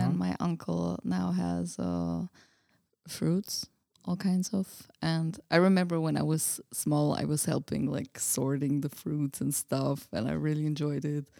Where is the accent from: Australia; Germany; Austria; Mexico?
Austria; English is a second language; moved away as an adult; also born or lived in Budapest, Hungary; now in Prague, Czechia; I grew up in Austria.